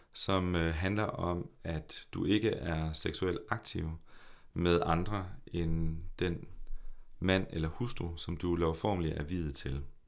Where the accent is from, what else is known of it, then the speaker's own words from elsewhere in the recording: Horsens, Central Denmark Region, Denmark; also born or lived in Copenhagen; jeg er en født i og opvokset i Horsens dreng